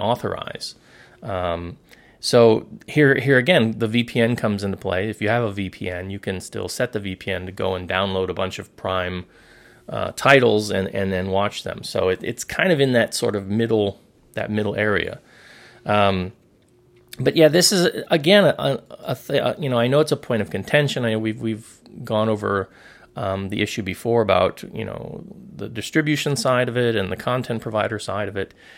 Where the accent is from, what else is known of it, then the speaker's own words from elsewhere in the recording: South Florida, United States; moved away as an adult; now in Hong Kong; growing up in South Florida